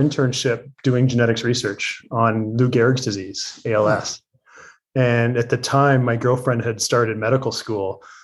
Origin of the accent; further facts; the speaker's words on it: just outside of Toronto, Ontario, Canada; moved away; I did grow up just outside of Toronto